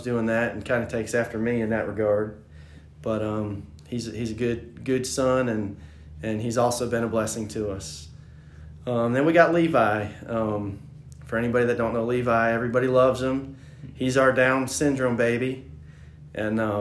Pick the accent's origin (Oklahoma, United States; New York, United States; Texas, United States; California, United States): New York, United States; upstate; moved away as an adult; now in Greenville, United States; I grew up in upstate New York